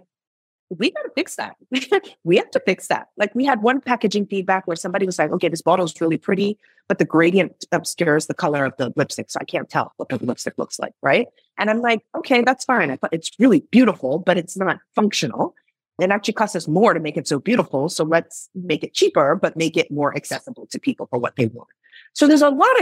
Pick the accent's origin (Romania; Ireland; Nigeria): Nigeria; moved away; I'm originally from Nigeria.